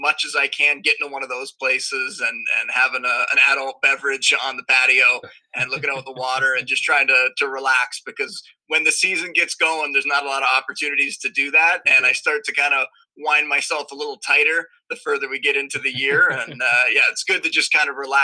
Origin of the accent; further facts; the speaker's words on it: Niagara Falls, Ontario, Canada; also born or lived in Toronto; I'm from Canada, born and raised in Niagara Falls.